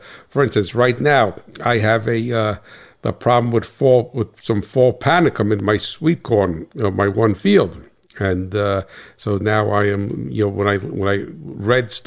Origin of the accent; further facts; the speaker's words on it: New Jersey, United States; I'm from Jersey